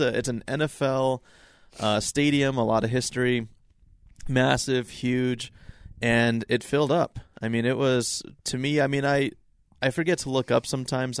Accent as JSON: {"language": "English", "town": "Salt Lake City", "region": "Utah", "country": "United States", "said": "I'm from Salt Lake"}